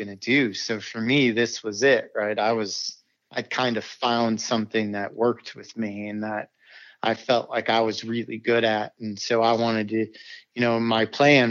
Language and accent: English; South Bend, Indiana, United States; I'm from South Bend, Indiana.